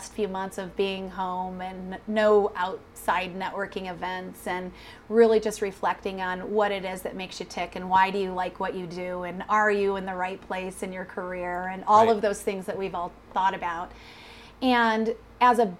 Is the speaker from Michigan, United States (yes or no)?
yes; Mount Pleasant, Michigan, United States; now in Colorado, United States; Originally from a little town called Mount Pleasant, Michigan